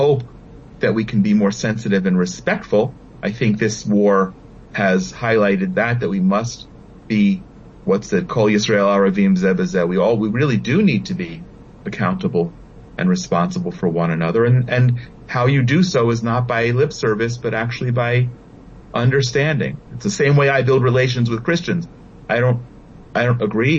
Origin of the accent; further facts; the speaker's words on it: United States; moved away as an adult; now in Israel; I grew up in America.